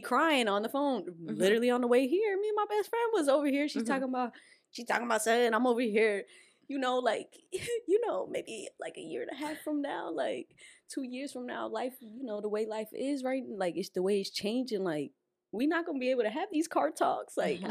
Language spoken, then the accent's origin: English; Perth Amboy, New Jersey, United States; I'm Puerto Rican though. Like, yeah, I'm from Amboy